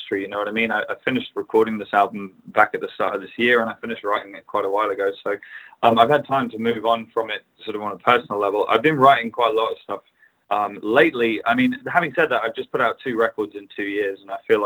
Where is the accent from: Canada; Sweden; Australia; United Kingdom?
United Kingdom; England; as an English person